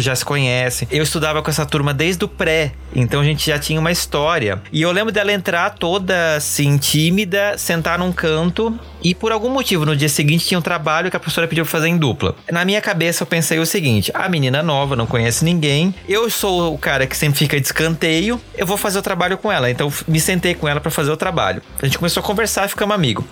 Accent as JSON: {"language": "Portuguese", "region": "Santa Catarina", "country": "Brazil", "tie": "born or raised there", "said": "Eu sou de Santa Catarina, né? Como vocês já estão carecas de saber. E eu lembro, assim, de uma situação que foi muito clara para mim. Eu cresci numa cidade que é colonizada por alemães"}